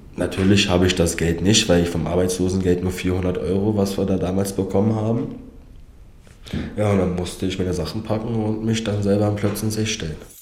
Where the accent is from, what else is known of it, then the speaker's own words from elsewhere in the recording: Berlin, Germany; also born or lived in Kazakhstan; komme gebürtig aus Kasachstan, lebe 25 Jahre in Berlin, eigentlich in Marzahn-Hellersdorf